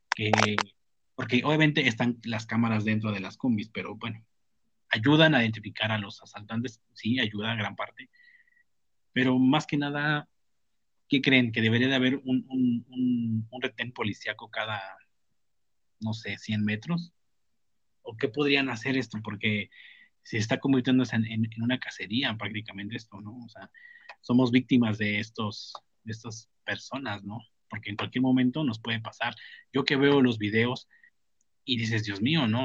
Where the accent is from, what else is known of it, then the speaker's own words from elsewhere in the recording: Mexico; somos mexicanos y somos lo que somos